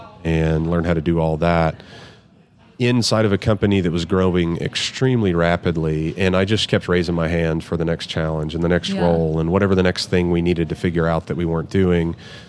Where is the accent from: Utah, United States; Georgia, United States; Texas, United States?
Texas, United States; Midland; I'm born and raised in Midland, Texas.